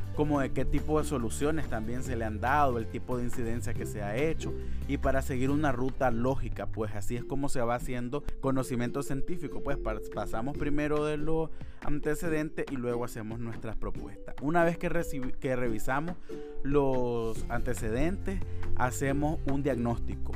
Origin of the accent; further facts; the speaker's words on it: Nicaragua; Soy un joven nicaragüense